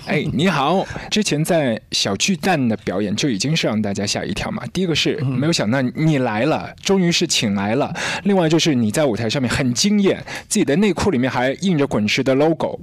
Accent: Shanghai, China; 在我们上海这里是九块八

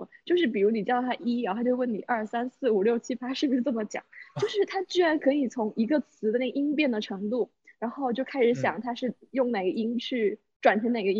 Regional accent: Guangdong, China; 也许我不是潮汕人。

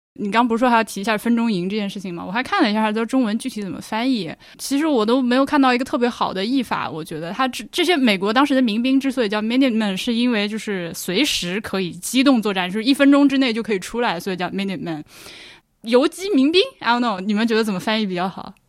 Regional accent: China; moved away; 我作为一个中国人，就外国人这样去看

